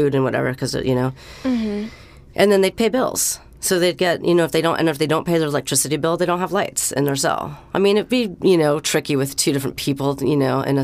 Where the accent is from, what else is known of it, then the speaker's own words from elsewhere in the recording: San Francisco, California, United States; I was in the city, my hometown